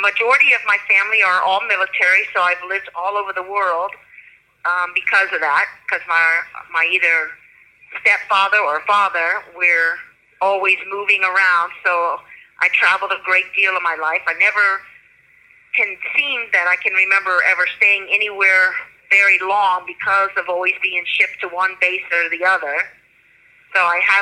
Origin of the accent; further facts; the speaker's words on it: Florida, United States; I'm originally from Florida. I grew up in Florida, fifth generation, actually, my family is.